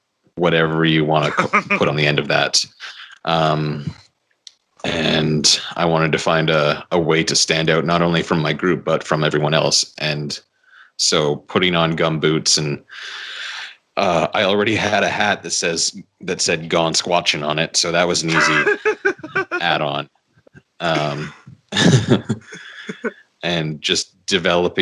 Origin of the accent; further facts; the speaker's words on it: Victoria, British Columbia, Canada; my hometown of Victoria